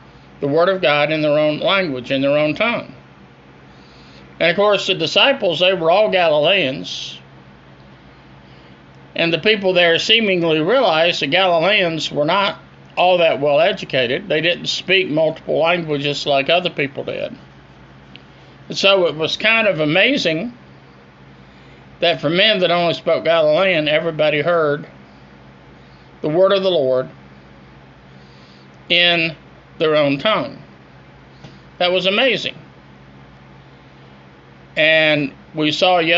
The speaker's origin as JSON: {"language": "English", "town": "Greenville", "region": "South Carolina", "country": "United States", "tie": "born or raised there", "said": "originating live and direct from my hometown of Greenville, South Carolina"}